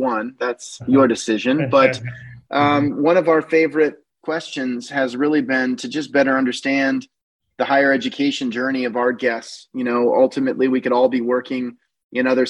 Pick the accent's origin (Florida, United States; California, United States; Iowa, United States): Iowa, United States; Northeast; the farm I grew up on in Northeast Iowa